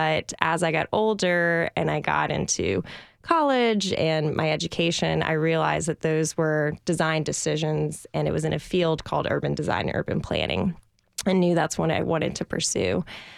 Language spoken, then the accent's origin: English; Louisiana, United States; So I grew up outside New Orleans, Louisiana, which is a wonderful place to grow up.